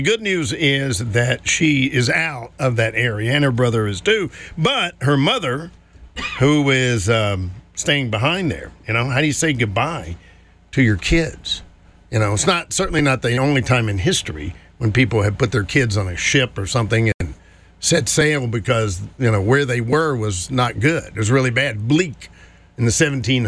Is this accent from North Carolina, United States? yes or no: yes; Greensboro, North Carolina, United States; my hometown of Greensboro